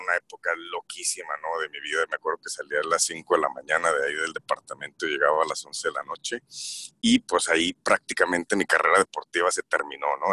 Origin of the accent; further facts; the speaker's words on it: Torreón, Coahuila, Mexico; moved away as an adult; also born or lived in San Francisco, United States / Italy; now in Stockholm, Sweden; soy originario de Torreón, Coahuila